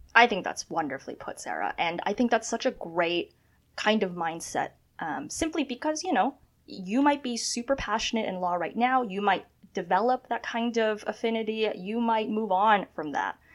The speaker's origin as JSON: {"language": "English", "town": "Toronto", "region": "Ontario", "country": "Canada", "tie": "born or raised there", "also_born_or_lived": "China / Scarborough / York Region", "said": "I was born in China, and my family, we immigrated to Canada um, very early, 99. Uh, we settled in Scarborough. We um, uh, settled in the Greater Toronto Area, went to school in York Region"}